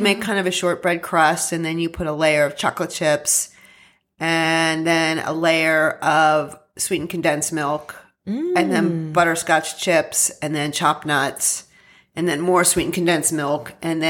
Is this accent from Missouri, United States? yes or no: no; central Pennsylvania, United States; I'm from central Pennsylvania. Okay. Yeah. I grew up in a farmhouse